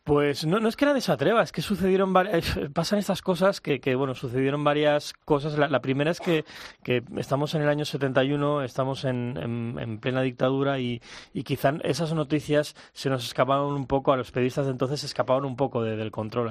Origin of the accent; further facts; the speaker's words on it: Mallorca, Balearic Islands, Spain; Yo soy de Mallorca